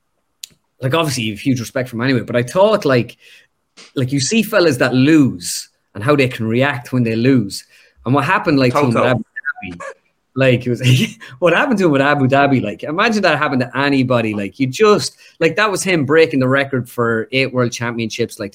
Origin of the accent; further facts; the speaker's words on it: Ireland; us being Irish